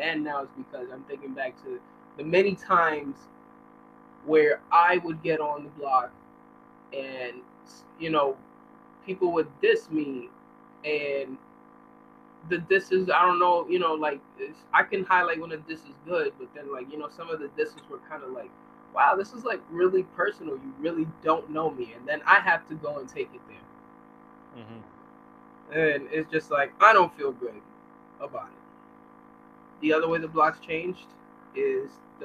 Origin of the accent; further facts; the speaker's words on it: New York City, New York, United States; I'm from New York City, particularly Manhattan. And, Washington Heights. Uptown.